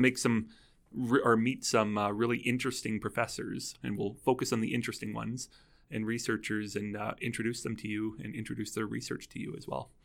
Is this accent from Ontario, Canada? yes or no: no; Calgary, Alberta, Canada; I am from Calgary here